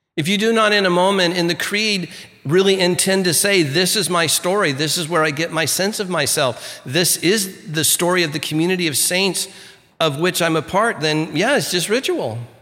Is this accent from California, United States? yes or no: yes; Santa Ana, California, United States; I grew up in First United Methodist Church in Santa Ana, California, you know, downtown Santa Ana there